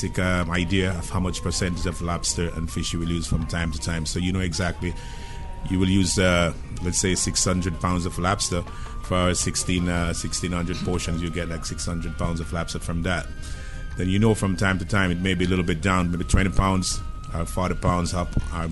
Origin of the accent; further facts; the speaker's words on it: Kingston, Jamaica; moved away; I'm from Kingston, Jamaica